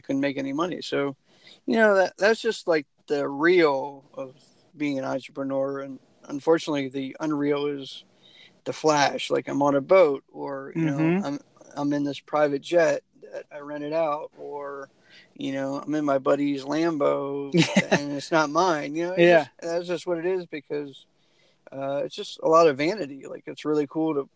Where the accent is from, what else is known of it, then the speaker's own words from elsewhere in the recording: United States; moved away; I was originally from the Maryland, DC, Virginia area